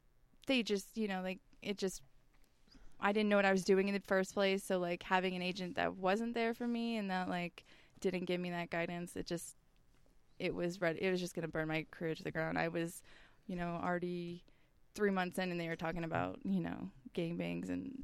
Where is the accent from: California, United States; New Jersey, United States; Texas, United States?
California, United States; I was from California, so it just didn't really make sense either to be with an agent that was in Miami when I was from California and stuff.